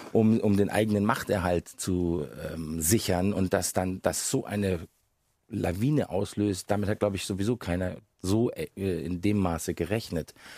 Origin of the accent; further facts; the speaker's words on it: Munich, Bavaria, Germany; ich bin, wie Sie gesagt haben, in Bayern geboren als äh, Sohn eines Engländers und einer Deutschen. Von daher war ich von Anfang an hatte ich einen britischen Pass und war aber ein ein gebürtiger Münchner